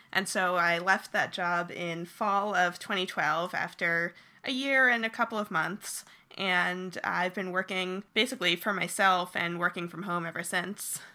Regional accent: New Jersey, United States; moved away as an adult; also born or lived in Rhode Island / San Francisco; I grew up in New Jersey

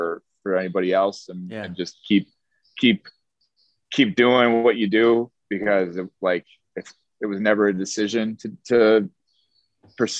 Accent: Chicago, Illinois, United States; also born or lived in Miami, Florida; now in New York, United States; I'm from Chicago originally

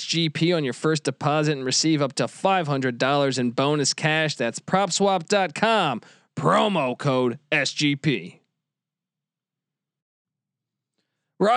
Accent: near Navy, East Coast, United States; I grew up on the East Coast. I remember, especially we grew up close to Navy

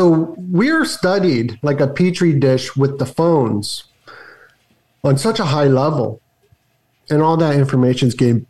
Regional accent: Las Vegas, Nevada, United States; Bro, growing up in Vegas.

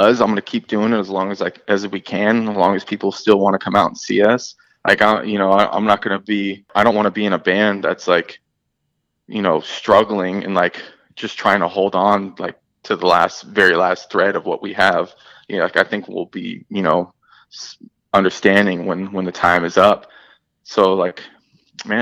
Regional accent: Berkeley, California, United States; moved away as an adult; also born or lived in Oakland, California; now in Florida, United States; that's where I'm from, the Bay Area up in California. So I'm, you know, Oakland, like I was born in Berkeley and I used to live in Oakland, but 5 years ago I moved to Florida.

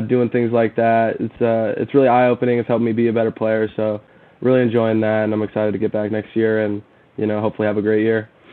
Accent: Sherwood, Oregon, United States; I'm from Oregon. Uh, I'm from kind of the same area as you were from, uh, Portland area. Um, I went to Sherwood High School

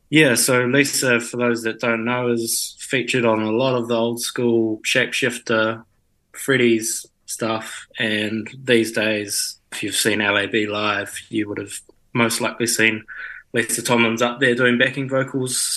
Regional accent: Mapua, Tasman, New Zealand; now in Wellington, New Zealand; I grew up in Mapua, just out of Nelson, so top of the South Island. That's home for the first 17 years of my life, apart from a brief stint up in Auckland for six months when I was in high school.

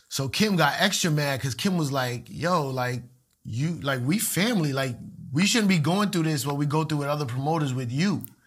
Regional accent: Puerto Rico; a lot of Puerto Ricans like me

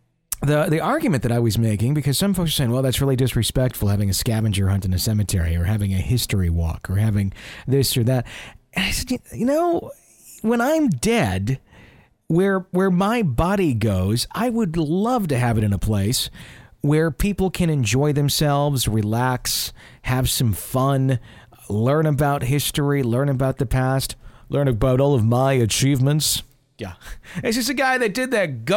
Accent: Fond du Lac, Wisconsin, United States; my hometown

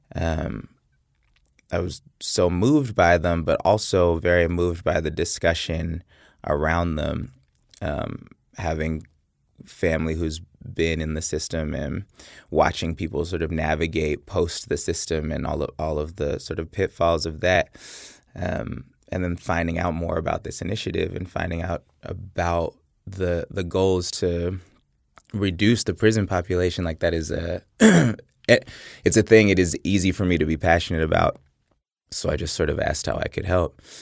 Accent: Oakland, California, United States; I'm from Oakland, California, and I went to Berkeley High School

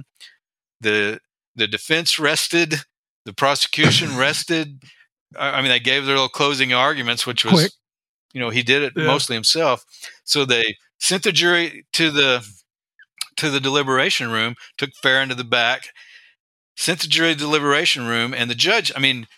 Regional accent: Texas, United States; moved away as an adult; now in Alaska, United States; I grew up in Texas

